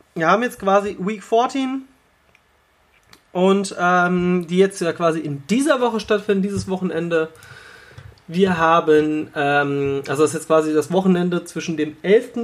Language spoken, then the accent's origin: German; Hanover, Lower Saxony, Germany; als gebürtiger Hannoveraner